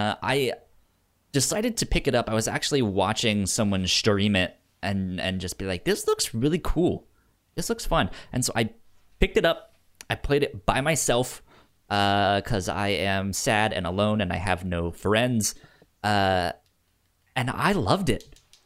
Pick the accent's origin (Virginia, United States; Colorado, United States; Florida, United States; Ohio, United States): Virginia, United States; since I grew up in Northern Virginia, I was DC all the time.